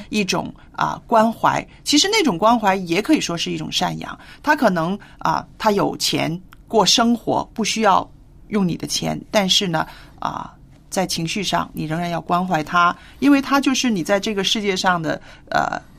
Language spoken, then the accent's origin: Chinese; China; 我们中国人是非常注重这个家庭观念的